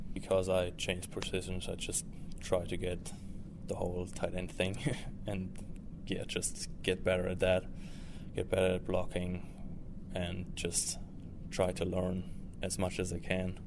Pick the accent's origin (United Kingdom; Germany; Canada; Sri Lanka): Germany; Stuttgart, Baden-Württemberg; moved away as an adult; now in United States; I played soccer growing up, like most guys in Germany do.